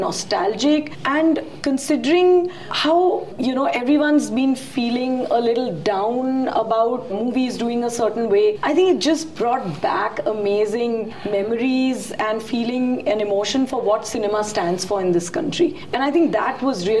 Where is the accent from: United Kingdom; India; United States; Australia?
India; very proud as an Indian